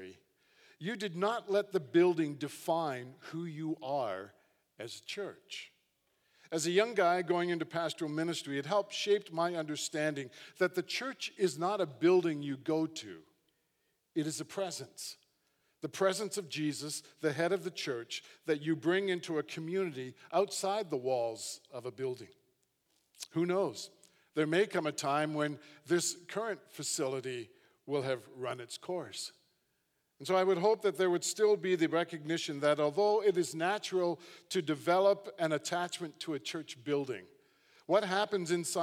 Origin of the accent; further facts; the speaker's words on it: Hamilton, Ontario, Canada; as a young guy, I grew up in Hamilton, just down the QEW